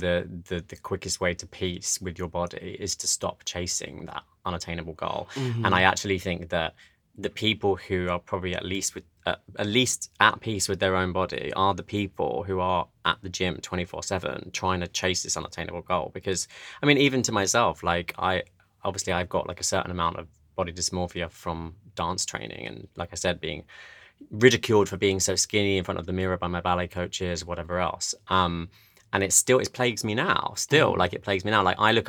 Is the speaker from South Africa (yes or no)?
no; East of England, United Kingdom; accent: Essex; I mean, I'm actually from Essex, which, if you know anything about that.